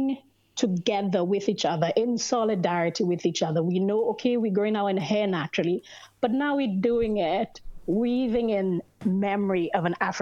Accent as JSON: {"language": "English", "country": "St. Lucia", "tie": "born or raised there", "said": "I was born on the island of St. Lucia"}